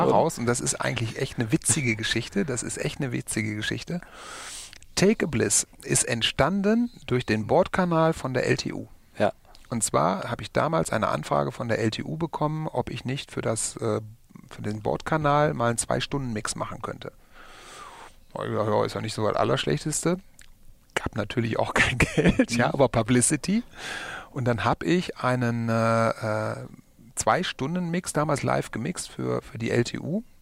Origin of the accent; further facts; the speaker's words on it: Essen, North Rhine-Westphalia, Germany; weil ich komme auch aus Essen.